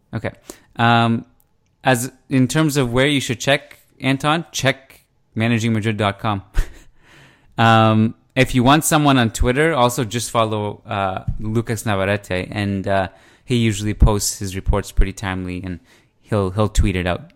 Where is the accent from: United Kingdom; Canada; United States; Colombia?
Canada; now I'm Canadian